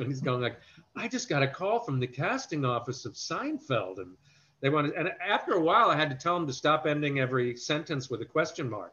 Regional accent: New York City, New York, United States; also born or lived in Westbury, Long Island; we moved from Brooklyn probably around the time I was like four or five. So I don't remember too much of growing up there

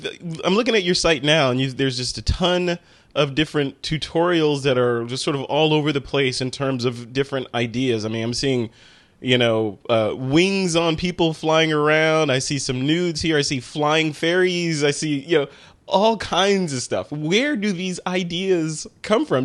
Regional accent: Chicago, Illinois, United States; moved away; I'm from Chicago

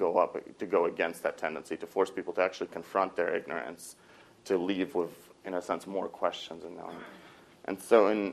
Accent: Moscow, Russia; moved away; I grew up in Moscow

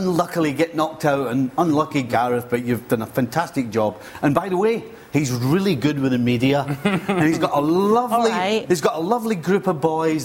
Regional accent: Scotland, United Kingdom; As a Scotsman

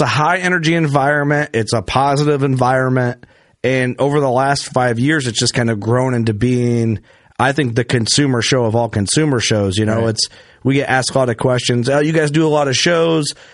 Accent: Illinois, United States; me growing up in Illinois

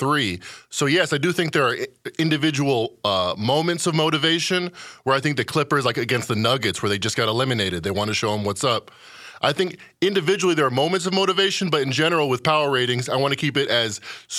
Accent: Chicago, Illinois, United States; I'm from Chicago. I used to go to the United Center, hang out, try to scalp a ticket

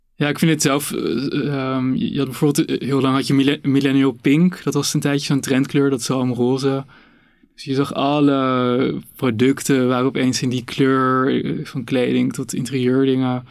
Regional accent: Amsterdam, North Holland, Netherlands; ik ben ook ehm, opgegroeid in Amsterdam.

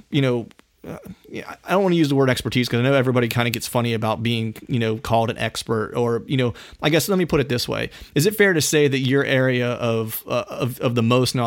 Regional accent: Pennsylvania, United States; I grew up in Pennsylvania. Phil and I are both from PA.

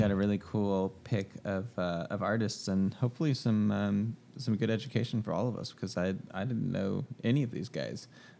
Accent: Houston suburbs, Texas, United States; born or raised there; also born or lived in Galveston, Texas

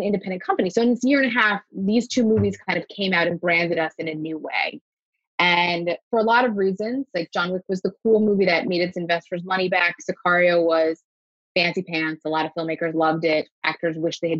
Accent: Coral Springs, Florida, United States; also born or lived in New York; I grew up in Coral Springs, Florida, which is a tiny sort of suburb

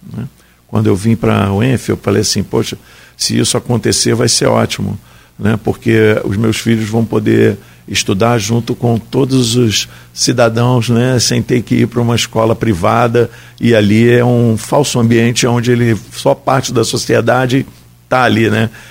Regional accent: Niterói, Rio de Janeiro, Brazil; Eu sou de Niterói, né? falo que Guarulhos é Niterói

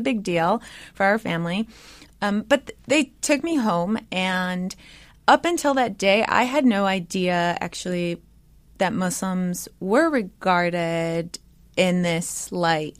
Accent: United States; born or raised there; first language English

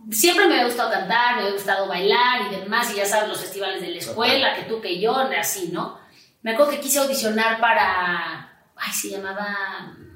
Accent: Mexico City, Mexico; also born or lived in Puebla / Chihuahua; A México yo llegué cuando tenía tres años. O sea, vamos, mis papás, mis papás son de Sonora, pero han viajado mucho por la República Mexicana

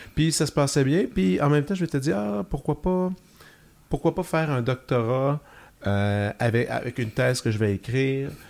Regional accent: Joliette, Quebec, Canada; Je viens de Joliette, j'avais fait mon cégep là

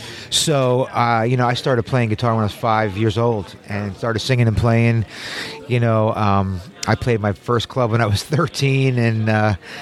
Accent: New York, United States; moved away as an adult; also born or lived in California; I'm from New York

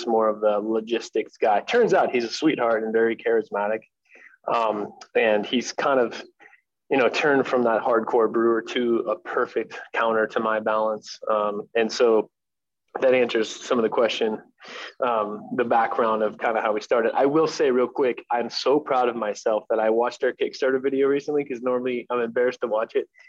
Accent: Ohio, United States; moved away as an adult; also born or lived in Los Angeles, California; now in Arizona, United States; I was in Ohio when I was 18 and kind of battling the chaos of being 18 in a place where you grew up

